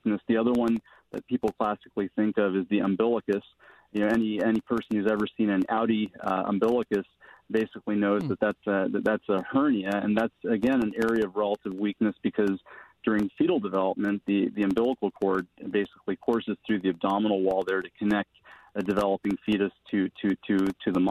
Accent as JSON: {"language": "English", "town": "Mesa", "region": "Arizona", "country": "United States", "tie": "born or raised there", "also_born_or_lived": "Phoenix, Arizona / New Jersey / Minnesota", "moved": "as an adult", "said": "I was born in Phoenix and grew up in a suburb of Phoenix called Mesa in Arizona"}